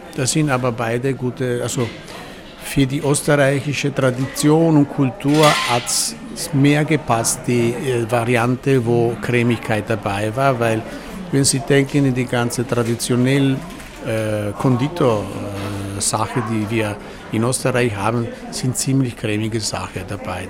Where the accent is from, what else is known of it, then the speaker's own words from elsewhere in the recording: Val Zoldana, Veneto, Italy; German is a second language; now in Vienna, Austria; ich komme aus Italien, auf der Val Soldana. Das ist ein Land in die Dolomiten.